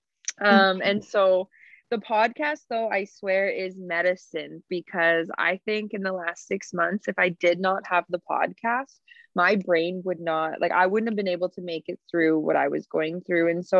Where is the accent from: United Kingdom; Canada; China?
Canada; Cree Nation on Treaty 4 territory, Saskatchewan; I'm from Pithecanasis Cree Nation on Treaty 4 territory